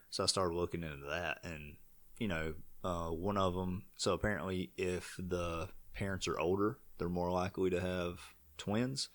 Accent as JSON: {"language": "English", "town": "Vail", "country": "United States", "said": "I'm from Vail"}